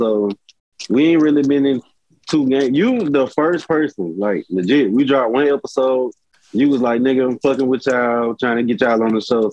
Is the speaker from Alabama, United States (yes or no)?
yes; Birmingham, Alabama, United States; I'm from Westside Pratt City. That's where I grew up.